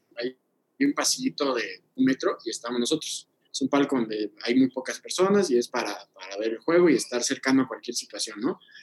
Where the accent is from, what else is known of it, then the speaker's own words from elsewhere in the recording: Oaxaca, Mexico; yo que soy de Oaxaca